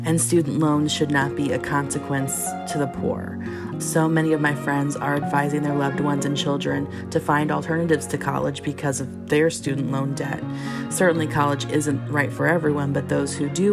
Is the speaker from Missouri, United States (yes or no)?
yes; St. Louis, Missouri, United States; I'm from St. Louis, Missouri.